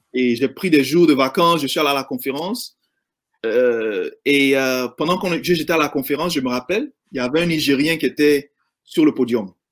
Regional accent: Abidjan, Côte d’Ivoire; now in United States; j'ai grandi en Côte d'Ivoire, euh, euh, dans la, à Yopougon et à Marcory

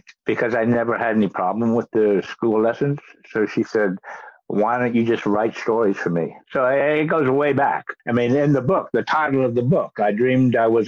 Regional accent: Kentucky, United States; I was a kid going to movies in my hometown in Kentucky

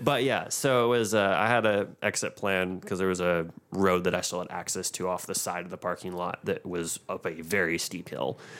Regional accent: Franklin, Tennessee, United States; growing up in Franklin

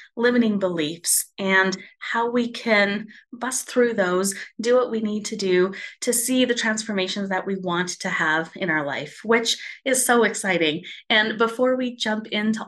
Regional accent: Spruce Grove, Alberta, Canada; I've decided to open up a chapter here in my hometown of Spruce Grove

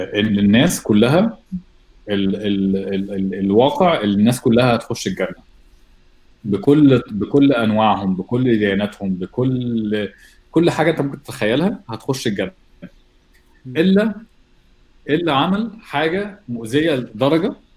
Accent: Egypt; احنا عندنا في مصر دين اسلامي فوق كل الحاجه

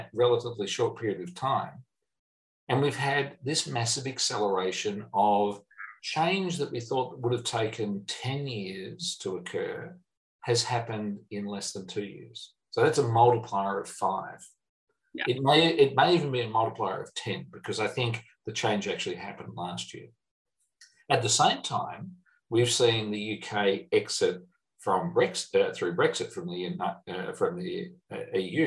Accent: Australia; I'm an Australian

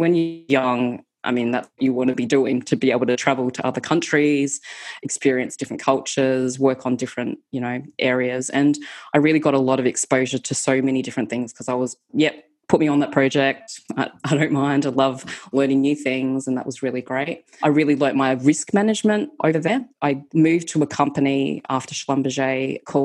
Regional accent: Australia; moved away as an adult; also born or lived in United Kingdom; I'm Australian

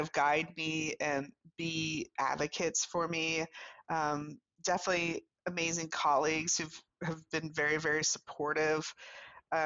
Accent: South Louisiana, United States; moved away as an adult; also born or lived in New York City / Virginia; I'm from the deep south. I'm from South Louisiana.

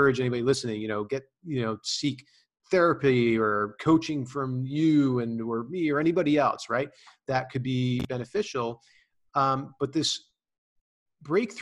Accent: New Jersey, United States; I'm a kid from New Jersey, always, hard nose

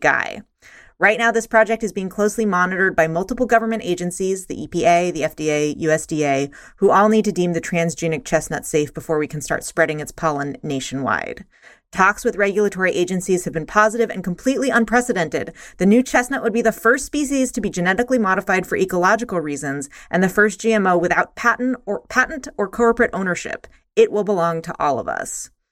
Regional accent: Eastern Kentucky, United States; growing up in Eastern Kentucky

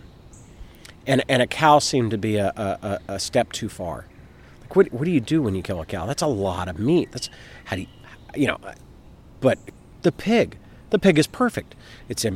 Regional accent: the South, United States; As a Southerner, who family means a lot to me

